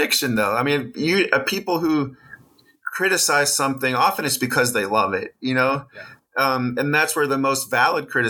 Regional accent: Wisconsin, United States; moved away; I'm from Wisconsin originally

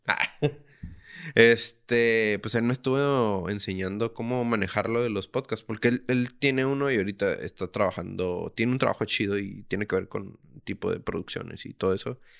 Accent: Tijuana, Baja California, Mexico; soy un tijuanense

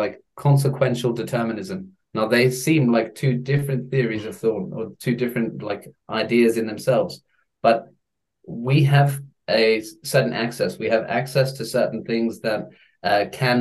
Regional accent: Eswatini; I grew up in Swaziland

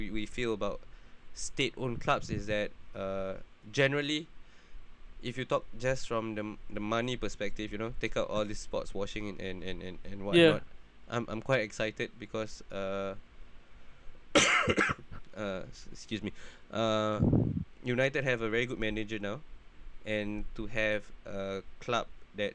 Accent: Singapore; as a Singaporean

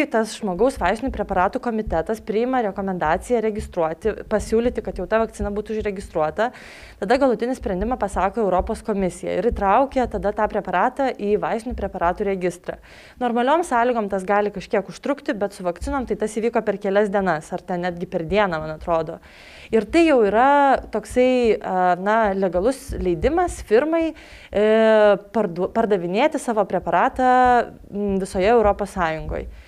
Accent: Lithuania; mes lietuviai esam protingi žmonės.

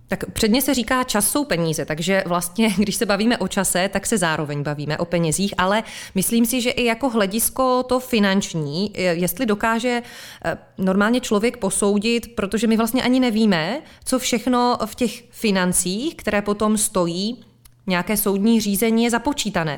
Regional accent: Czechia; jsme my Češi trochu sudičský národ

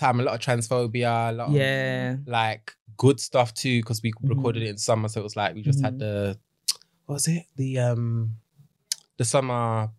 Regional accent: Birmingham, West Midlands, United Kingdom; accent: Birmingham; Then I've got my Birmingham accent

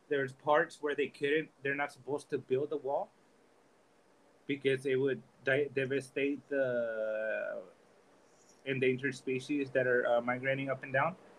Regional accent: Oakland, California, United States; moved away as an adult; now in Tijuana, Mexico; my mother, she took me to Oakland, California, when I was about about three months old. Uh, so I was raised in, you know, in California

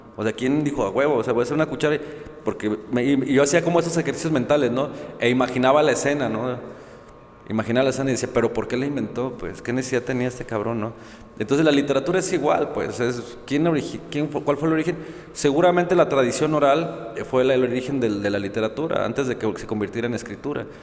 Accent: Guadalajara, Jalisco, Mexico; yo soy de aquí de Guadalajara

